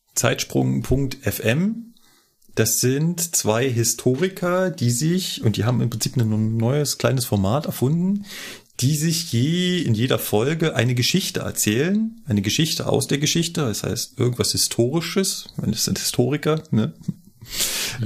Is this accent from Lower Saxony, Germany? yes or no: no; Berlin, Germany; now in Munich, Germany; bin ich Berliner und Wahlmünchner